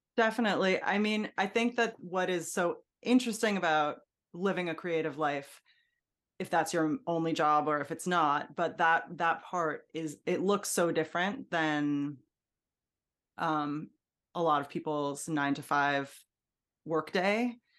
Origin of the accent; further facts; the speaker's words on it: Hudson Valley, New York, United States; also born or lived in Brooklyn, New York; we moved to the Hudson Valley